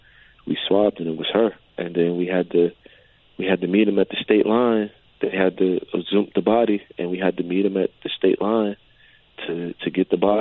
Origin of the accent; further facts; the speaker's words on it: New Jersey, United States; I'm from New Jersey